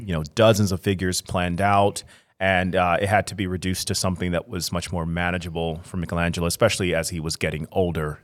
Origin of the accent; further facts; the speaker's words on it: Chicago, Illinois, United States; I'm an artist born and raised in Chicago, Illinois